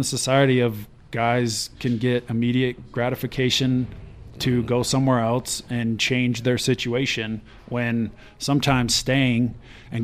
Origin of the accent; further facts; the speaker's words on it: Wyoming, United States; I'm from Wyoming, so I had a lot of friends that came from Cody and knew them